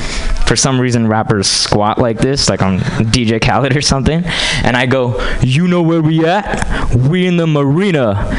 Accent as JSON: {"language": "English", "town": "Hyderabad", "region": "Telangana", "country": "India", "moved": "yes", "lives_now": "United States", "said": "But although I moved here from India, I feel like I could do a way better job than … at rapping."}